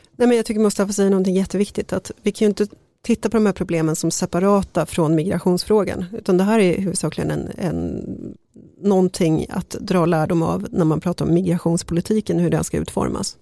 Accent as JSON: {"language": "Swedish", "town": "Sollentuna", "region": "Stockholm County", "country": "Sweden", "tie": "born or raised there", "said": "jag växte upp i Sollentuna"}